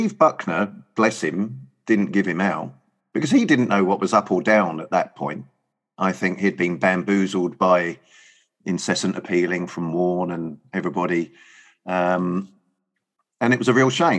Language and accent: English; England, United Kingdom